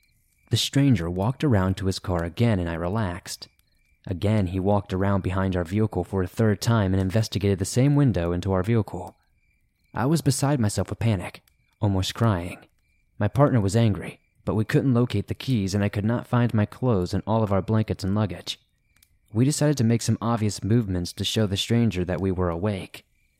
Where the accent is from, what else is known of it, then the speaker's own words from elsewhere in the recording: New Zealand; Now, I'm from New Zealand, but we traveled to France to meet my French partner and do a road trip around Europe together in his car.